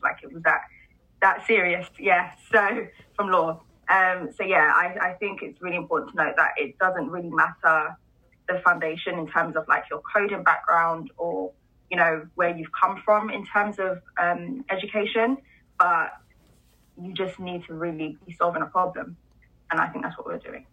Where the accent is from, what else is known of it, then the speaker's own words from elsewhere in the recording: London, United Kingdom; also born or lived in Kent; I grew up in a city, well, a town called Deptford um, for most of, well, most of my childhood